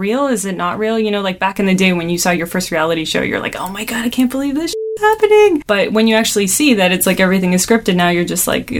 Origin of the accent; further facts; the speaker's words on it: Toronto, Ontario, Canada; We're from Toronto